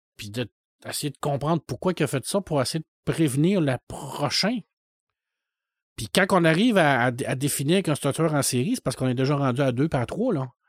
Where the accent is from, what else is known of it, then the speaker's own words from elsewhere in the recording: Saguenay, Quebec, Canada; quand j'étais jeune, au Saguenay